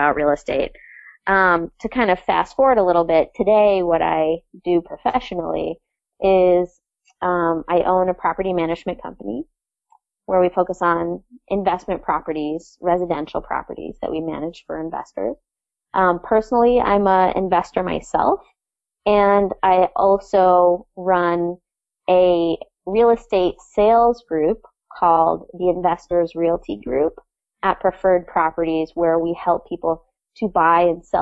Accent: North Hero, Vermont, United States; also born or lived in New York City / Essex Junction; I grew up in North Hero, which is one of the Lake Champlain Islands.

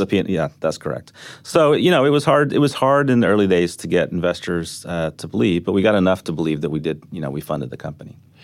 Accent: Texas, United States; also born or lived in The Hague, Netherlands; I grew up in Texas

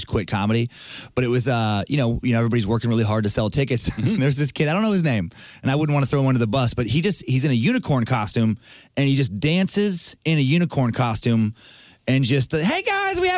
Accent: Idaho, United States; I grew up in Idaho

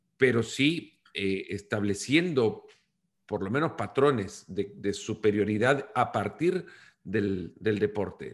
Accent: El Salvador; Yo soy del Salvador

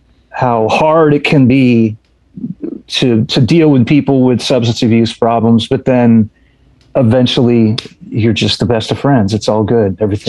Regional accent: Indiana, United States; We're all from Indiana. We know how to do that.

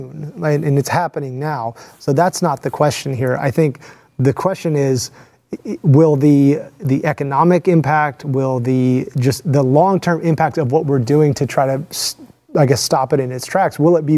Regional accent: Texas, United States; as a Texan, as an American

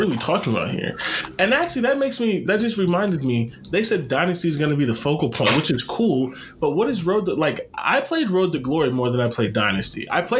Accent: Ohio, United States; I'm from Ohio

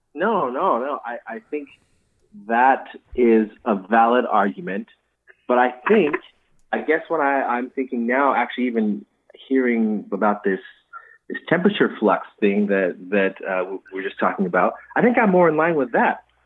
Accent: northeastern Nevada, United States; now in Boise, United States; I grew up in northeastern Nevada

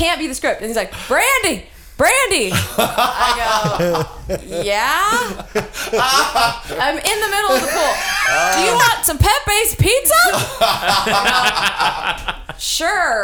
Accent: Texas, United States; I'm from Texas.

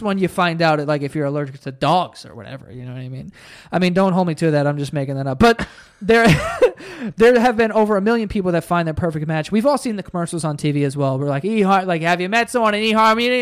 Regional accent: New York City, New York, United States; my school wasn't even that white. Like, it was pretty diverse. Like, we're from Queens

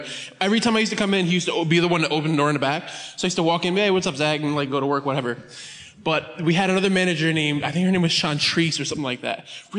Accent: Connecticut, United States; I'm from Connecticut

